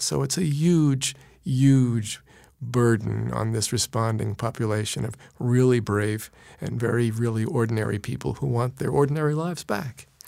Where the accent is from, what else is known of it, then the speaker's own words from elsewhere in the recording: New York City, New York, United States; also born or lived in Queens, New York; I was born in Brooklyn